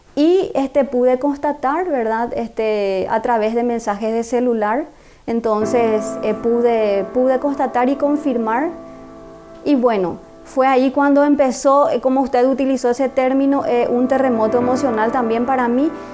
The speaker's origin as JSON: {"language": "Spanish", "region": "Asunción", "country": "Paraguay", "tie": "born or raised there", "said": "nací en Asunción, en la capital acá de Paraguay."}